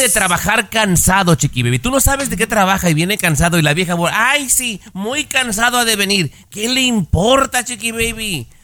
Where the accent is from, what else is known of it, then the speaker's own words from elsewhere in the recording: Mexico; mi opinión como mexicano